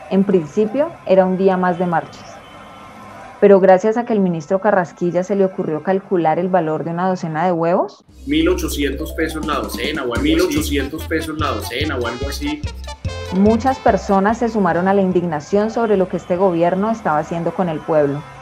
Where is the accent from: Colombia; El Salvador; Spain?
Colombia; Cali, Valle del Cauca